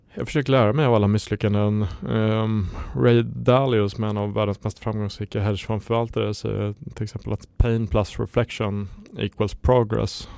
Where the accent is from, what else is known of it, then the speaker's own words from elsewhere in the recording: Jämtland, Sweden; now in Stockholm, Sweden; jag kommer från Jämtland från början